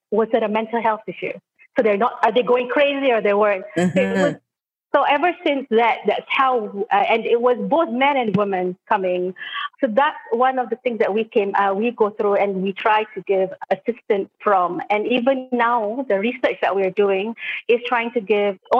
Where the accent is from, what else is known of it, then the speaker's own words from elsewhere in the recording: Terengganu, Malaysia; I'm actually an East Coast person. I'm just like Dina. I come from Terengganu. I have family in Kelantan